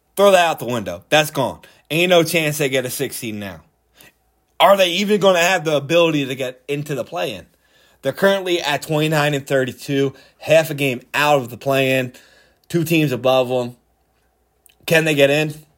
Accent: Philadelphia, Pennsylvania, United States; I'm from Philly.

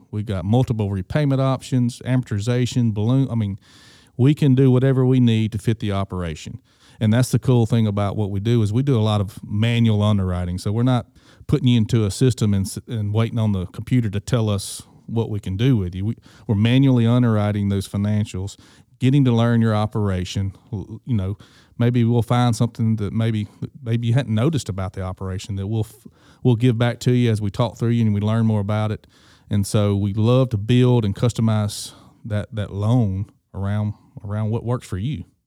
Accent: Greenville, Mississippi, United States; being born and raised in Greenville, Mississippi

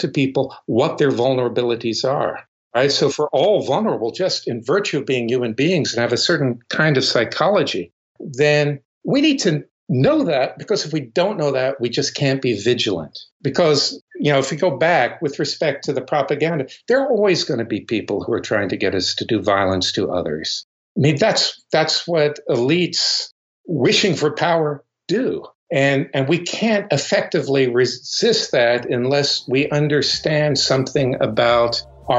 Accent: the South, United States; moved away as an adult; also born or lived in United Kingdom; I grew up in the South

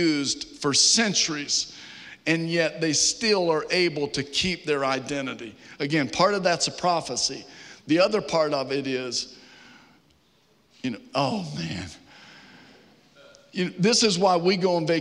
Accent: Virginia, United States; now in Georgia, United States; Growing up in Virginia

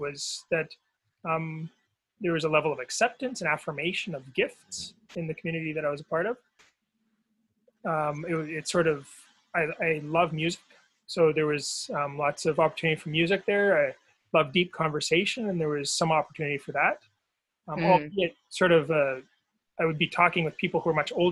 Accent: Victoria, British Columbia, Canada; moved away; Well, I grew up in BC on Vancouver Island.

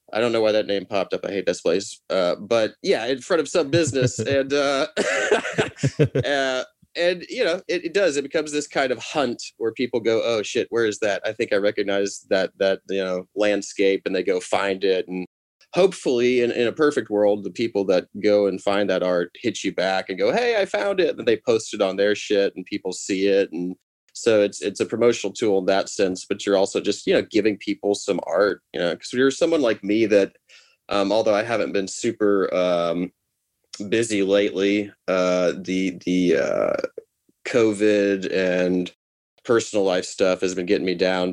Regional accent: Nashville, Tennessee, United States; people you and I know from high school or from growing up in Nashville

